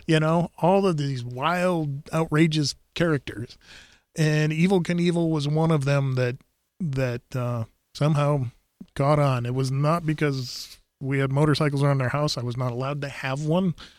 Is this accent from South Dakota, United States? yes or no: yes; South Dakota, United States; growing up in South Dakota